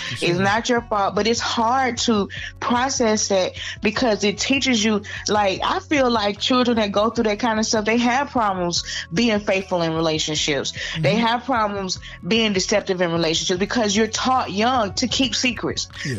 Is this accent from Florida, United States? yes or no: no; Atlanta, Georgia, United States; also born or lived in Valdosta; On Moody Air Force Base, but I grew up in Atlanta. I went to elementary school at Atlanta Public Schools